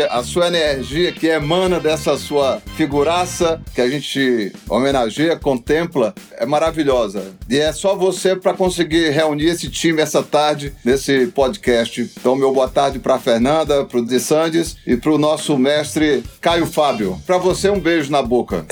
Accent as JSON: {"language": "Portuguese", "region": "Ceará", "country": "Brazil", "tie": "born or raised there", "accent": "cearense", "moved": "as an adult", "lives_now": "Rio de Janeiro, Brazil", "said": "Eu com todo o accent, com todo o sotaque cearense"}